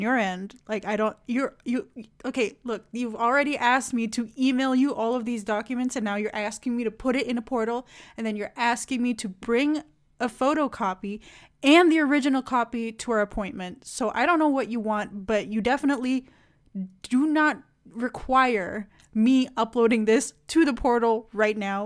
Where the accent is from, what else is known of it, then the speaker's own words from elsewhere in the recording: Indonesia; moved away; my home country too much, but, like, Indonesia